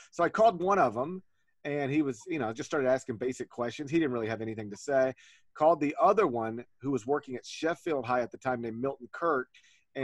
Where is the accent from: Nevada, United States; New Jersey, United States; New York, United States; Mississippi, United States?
Mississippi, United States; North; now in Memphis, United States; I grew up in North Mississippi